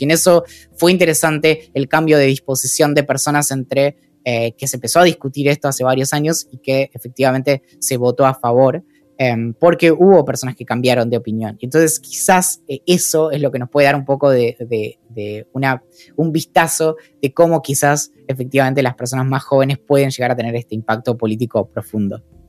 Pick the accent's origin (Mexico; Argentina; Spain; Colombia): Argentina; San Carlos de Bariloche, Río Negro; yo crecí en Bariloche